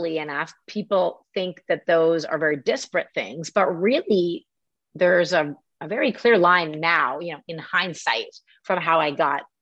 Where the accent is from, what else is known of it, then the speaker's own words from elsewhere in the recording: Canada; moved away; also born or lived in New York; I'm from Canada and I grew up learning French as well